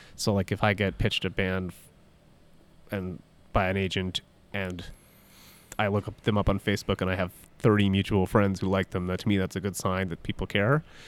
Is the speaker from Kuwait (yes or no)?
no; Toronto, Ontario, Canada; also born or lived in Halifax; I grew up in Toronto